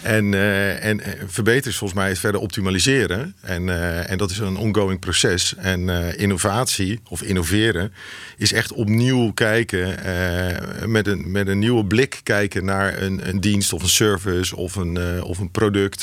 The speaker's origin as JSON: {"language": "Dutch", "town": "Rotterdam", "region": "South Holland", "country": "Netherlands", "tie": "born or raised there", "said": "geboren en getogen in Rotterdam"}